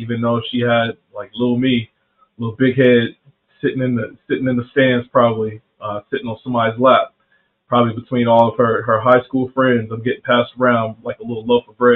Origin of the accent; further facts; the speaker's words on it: Anderson, South Carolina, United States; also born or lived in Columbus, Ohio; where I'm from in South Carolina, Anderson, South Carolina, is upstate